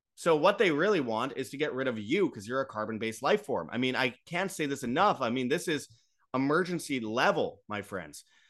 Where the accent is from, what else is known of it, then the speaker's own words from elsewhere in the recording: Winnipeg, Manitoba, Canada; from Winnipeg, Canada, my hometown